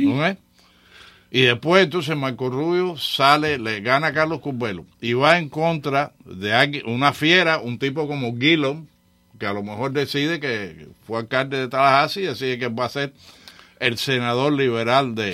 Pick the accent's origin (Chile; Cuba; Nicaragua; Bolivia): Cuba; nosotros los cubanos